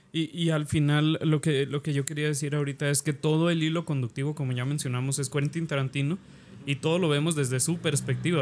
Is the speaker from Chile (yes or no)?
no; Mexico; a nosotros como mexicanos